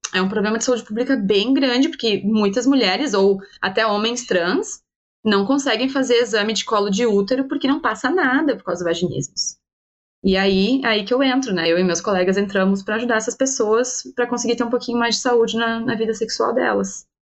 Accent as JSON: {"language": "Portuguese", "country": "Brazil", "also_born_or_lived": "Portugal", "moved": "as an adult", "lives_now": "London, United Kingdom", "said": "não dava mais pra gente viver longe e que era pra voltar pro Brasil"}